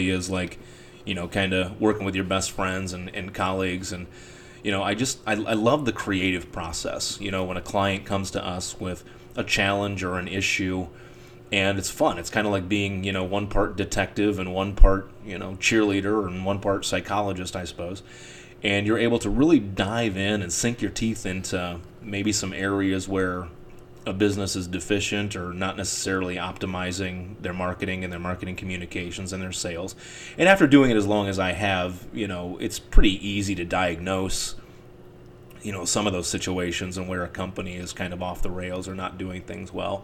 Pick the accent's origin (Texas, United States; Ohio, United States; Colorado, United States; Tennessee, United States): Ohio, United States; Cleveland; moved away as an adult; also born or lived in Cincinnati, Ohio / Newport, Kentucky; my hometown of Cleveland